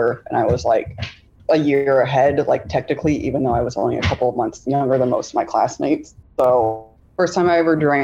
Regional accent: Tucson, Arizona, United States; now in Michigan, United States; I grew up in Tucson, Arizona, and through a series of unfortunate events, I ended up living in Michigan

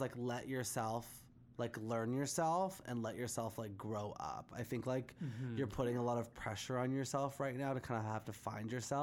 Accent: Whitby, Ontario, Canada; I grew up in Whippy, and, like, I was always, like, the only brown person in school

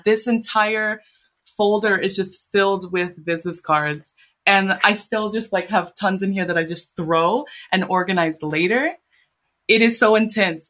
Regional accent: San Diego, California, United States; moved away as an adult; now in Japan; like in San Diego, where I went, like, I grew up mostly

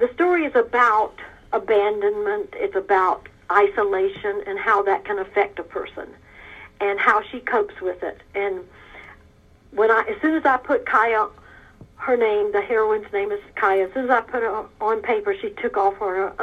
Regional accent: South Georgia, United States; moved away as an adult; also born or lived in Africa; I was raised in South Georgia

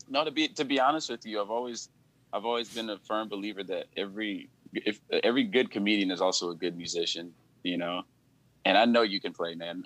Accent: Compton, California, United States; I'm from LA. I'm from here. I'm from Compton

